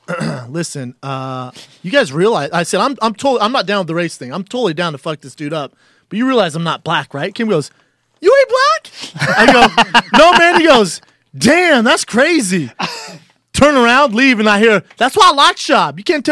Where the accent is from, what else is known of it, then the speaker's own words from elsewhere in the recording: England, United Kingdom; Born and raised in England.